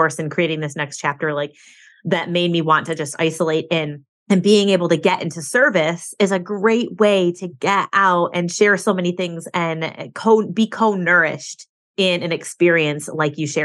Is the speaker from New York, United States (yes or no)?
no; Michigan, United States; I moved back to my hometown, lived with my parents for a couple of years.